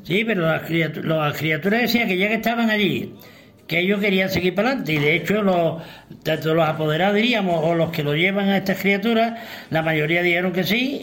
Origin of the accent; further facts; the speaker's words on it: Cantillana, Andalusia, Spain; en mi pueblo, en Cantillana